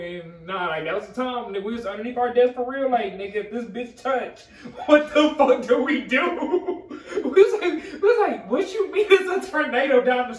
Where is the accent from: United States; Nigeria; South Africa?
United States; Midwest; moved away; I'm from the Midwest, though. Like, we know not to do that shit because we deal with cold every year.